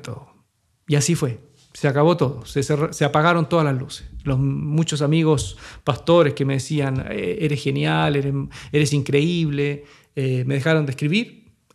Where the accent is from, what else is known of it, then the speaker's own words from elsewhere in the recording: Chile; moved away as an adult; also born or lived in Santiago, Chile; en un sector marginal de Santiago, eh, a dos horas de la ciudad donde estaban mis hijos de mi ciudad natal